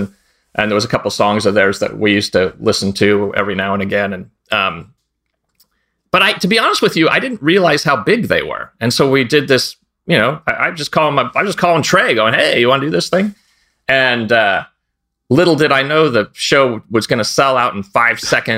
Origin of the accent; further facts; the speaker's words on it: East Bay, San Francisco Bay Area, California, United States; also born or lived in Sonoma County, California; I grew up in the East Bay of San Francisco Bay Area. So Pinole, Richmond, El Sobrante